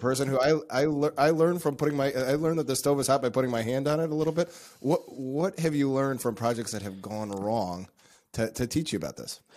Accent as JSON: {"language": "English", "country": "United States", "said": "as an American"}